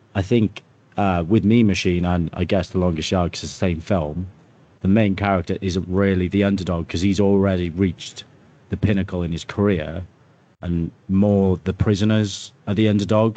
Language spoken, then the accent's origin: English; Wales, United Kingdom; as a Welsh person